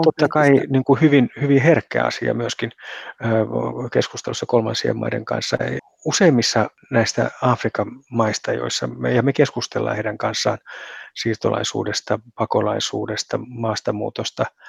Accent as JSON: {"language": "Finnish", "country": "Finland", "said": "Meihin suomalaisiin"}